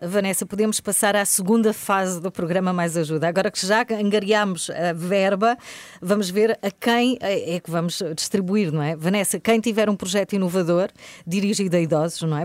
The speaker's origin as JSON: {"language": "Portuguese", "region": "Algarve", "country": "Portugal", "said": "pode nevar na minha região e como algarvia que sou"}